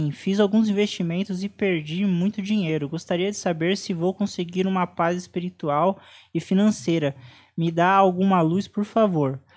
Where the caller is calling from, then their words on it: Fortaleza, Ceará, Brazil; sou aqui de Fortaleza